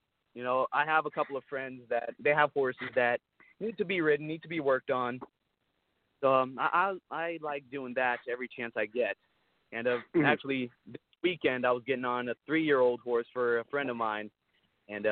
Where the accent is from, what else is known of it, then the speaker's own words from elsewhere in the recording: Brazil; also born or lived in United States; now in Nashville, United States; I was born in Brazil, you know, and my dad was a bull rider, and that's the reason why we moved here to the United States